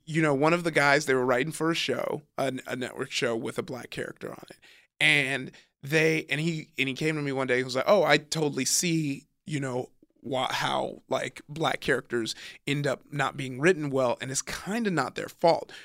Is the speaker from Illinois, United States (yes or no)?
no; Compton, California, United States; also born or lived in Downey, California / Long Beach, California / Nigeria (ancestry); I grew up in Compton, California, was in Downey to go to high school, but I lived in Compton till about, I was, like, in ninth grade